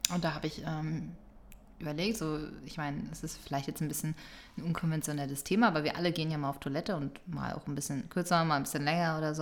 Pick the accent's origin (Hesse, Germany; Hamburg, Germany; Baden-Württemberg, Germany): Hamburg, Germany; meine Heimatstadt hier